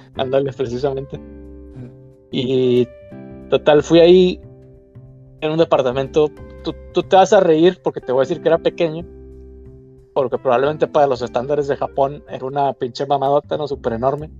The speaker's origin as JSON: {"language": "Spanish", "country": "Mexico", "moved": "as an adult", "lives_now": "Germany", "said": "le dije, no, pues mexicano"}